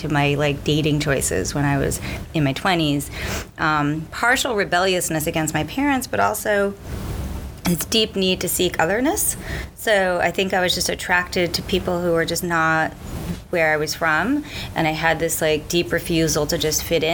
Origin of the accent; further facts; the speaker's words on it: New York City, New York, United States; I grew up in like deep Brooklyn, came out of a like Syrian, Jewish, Orthodox upbringing